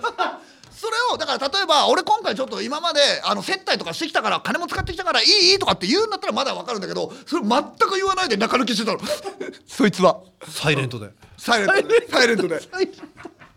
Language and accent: Japanese; Hokkaido, Japan; 俺北海道出身なんだけど